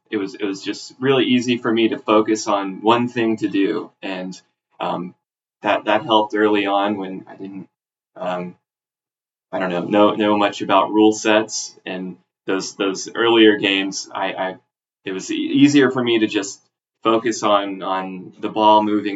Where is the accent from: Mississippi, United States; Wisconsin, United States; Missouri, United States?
Mississippi, United States; South; now in Seattle, United States; I grew up in South Mississippi